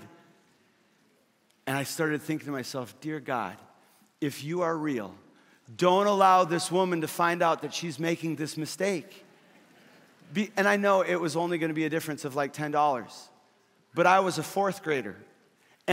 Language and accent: English; Fargo, North Dakota, United States; in Fargo, where I grew up